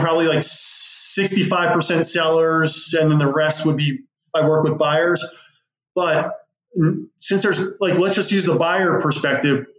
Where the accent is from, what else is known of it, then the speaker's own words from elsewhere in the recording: West Chester, Pennsylvania, United States; it was in my hometown where I live. And I will sell homes outside of that, but I target Westchester, Pennsylvania